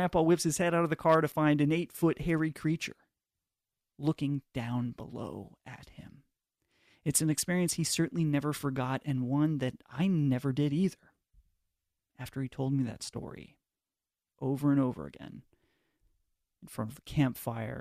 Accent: Pacific Northwest, United States; Growing up in the Pacific Northwest

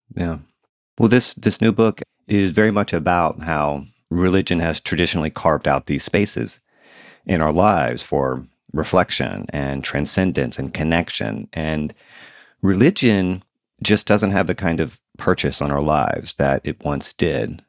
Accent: the South, United States; moved away as an adult; I grew up in the South and I moved back here a few years ago.

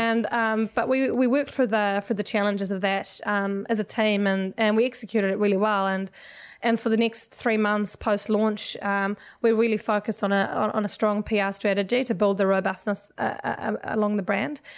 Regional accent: Sweden; moved away as an adult; also born or lived in United States; now in New Zealand; I'm actually originally from Sweden

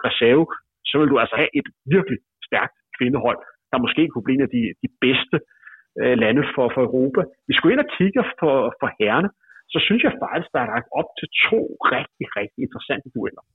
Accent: near Gentofte, Capital Region of Denmark, Denmark; i Gentofte, et par kilometer fra der, hvor jeg voksede op

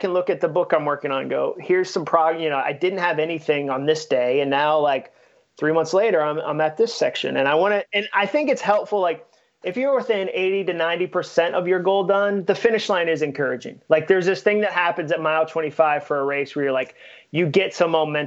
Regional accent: New England, United States; now in Nashville, United States; I grew up in New England and grew up doing it

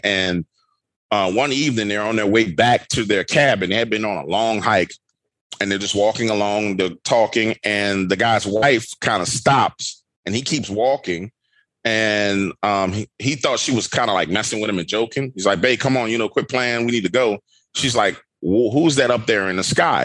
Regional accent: New Orleans, Louisiana, United States; I'm born and raised in New Orleans, Louisiana

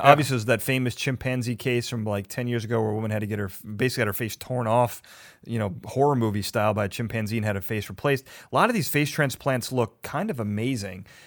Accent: Chicago, Illinois, United States; now in Los Angeles, United States; I'm from Chicago. We had the L, elevated trains.

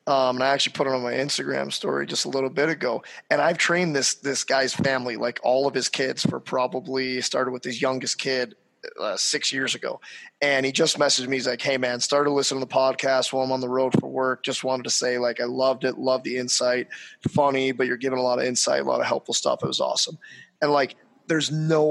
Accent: St. Louis, Missouri, United States; I'm from St. Louis

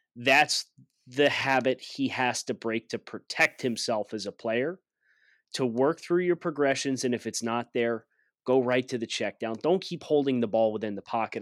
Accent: Mid-Atlantic, United States; I'm from the Mid-Atlantic, we say certain things certain ways

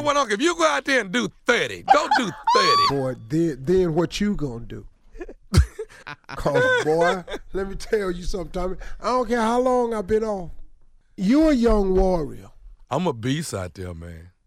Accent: Texarkana, United States; moved away; my hometown, Texarkana

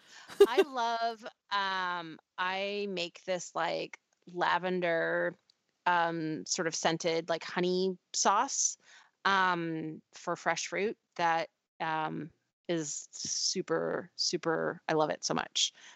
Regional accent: Canada; now in United States; there's still some Canadianisms that come out

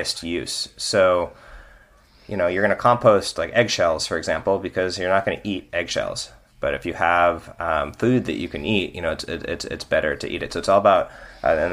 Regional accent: Northern California, United States; I grew up in Northern California with a vegetable garden in my backyard

